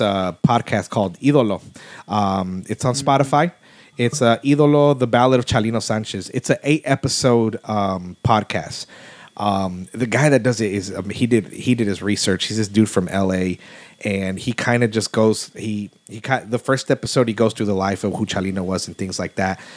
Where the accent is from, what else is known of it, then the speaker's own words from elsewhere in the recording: Houston, Texas, United States; growing up in Houston, which was like you know yeah, gangbangers and stuff like